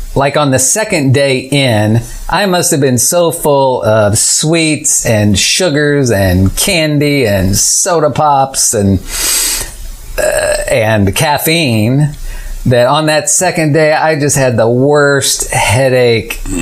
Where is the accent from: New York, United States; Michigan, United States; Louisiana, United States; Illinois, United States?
Illinois, United States; moved away as an adult; now in Tallahassee, United States; I moved from Illinois with my family, where I'd lived my whole life, moved to Tallahassee